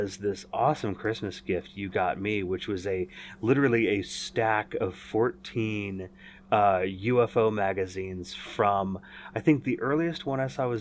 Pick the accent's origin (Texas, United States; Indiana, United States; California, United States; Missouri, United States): California, United States; Northern; in the fall of 1976 when I was born here in Northern California